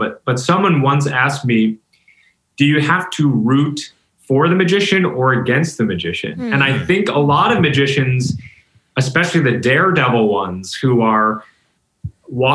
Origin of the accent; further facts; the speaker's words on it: Rochester, New York, United States; I'm from Rochester, New York.